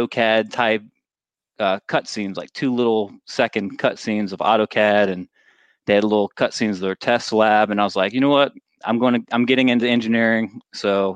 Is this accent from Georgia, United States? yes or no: no; Virginia, United States; I grew up in Virginia